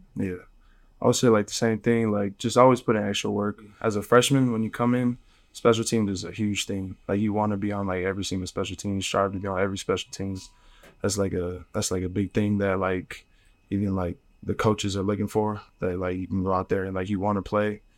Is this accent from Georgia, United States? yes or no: no; Phoenix, Arizona, United States; I'm from Phoenix, like you said, my whole life